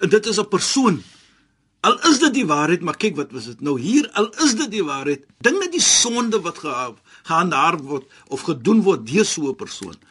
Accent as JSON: {"language": "Afrikaans", "country": "South Africa", "said": "ek as 'n Suid-Afrikaner"}